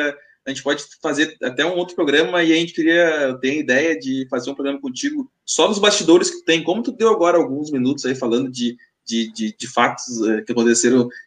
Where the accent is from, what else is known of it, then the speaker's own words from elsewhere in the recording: Rio Grande do Sul, Brazil; A gaúcha eu, sou, eu gaúcha.